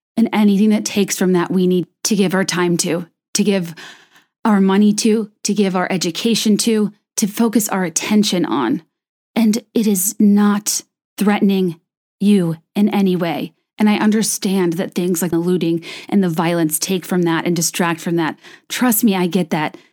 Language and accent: English; the South, United States; I grew up in the South